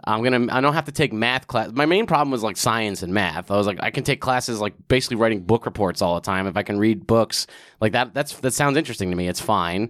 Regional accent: Old Bridge, New Jersey, United States; moved away as an adult; also born or lived in California / Queens (parents); now in New York, United States; I grew up in a town called Old Bridge, New Jersey, which is, like, right in the middle of the state

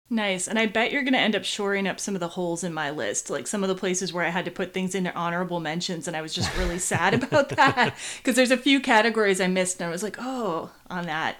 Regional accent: Midwest, United States; I come from the Midwest

